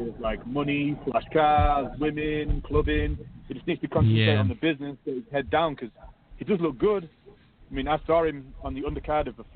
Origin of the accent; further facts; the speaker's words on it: United Kingdom; Being British